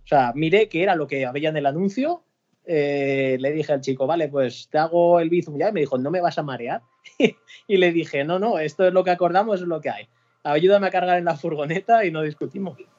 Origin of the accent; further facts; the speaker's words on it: Pedreguer, Valencian Community, Spain; tenía un tallercito en, en Pedreguer, en mi pueblo, y desde los 15 años me dedico a esto